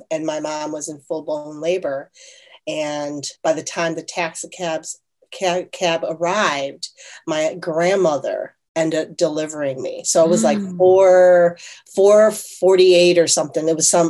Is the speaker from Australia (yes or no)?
no; South Korea; born there; my kids are first generation Korean Italian because I was born in South Korea.